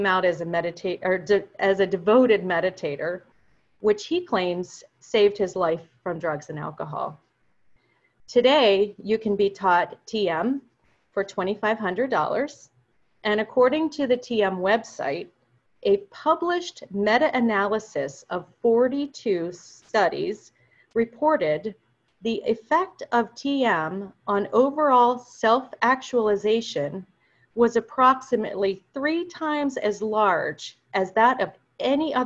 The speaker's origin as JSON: {"language": "English", "town": "Hollidaysburg", "region": "Pennsylvania", "country": "United States", "tie": "born or raised there", "said": "a thriving Lutheran congregation in my hometown of Hollidaysburg"}